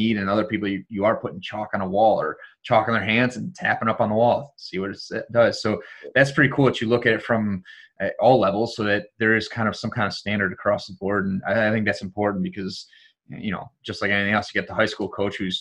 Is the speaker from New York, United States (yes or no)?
no; Detroit, Michigan, United States; I'm from Detroit